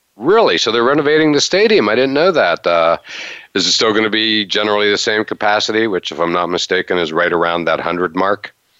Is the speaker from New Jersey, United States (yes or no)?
no; Western Pennsylvania, United States; As a Steelers guy growing up in Western PA